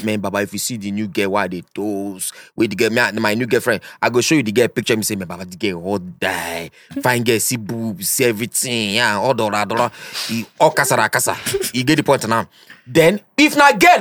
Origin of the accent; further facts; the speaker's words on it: Nigeria; I'm an Igbo man. In fact, I'm a Nigerian